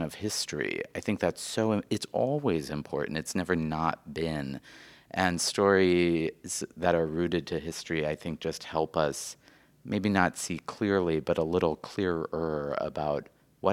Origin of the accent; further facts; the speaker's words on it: North Dakota, United States; my home state